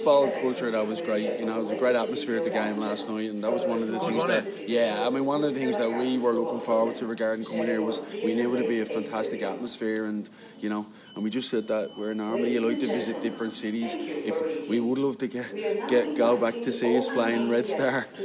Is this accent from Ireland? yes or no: yes; Ireland; back home in my hometown